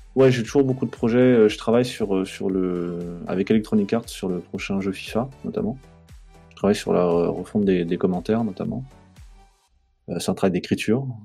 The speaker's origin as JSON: {"language": "French", "town": "Strasbourg", "region": "Grand Est", "country": "France", "tie": "born or raised there", "said": "je suis né à Strasbourg"}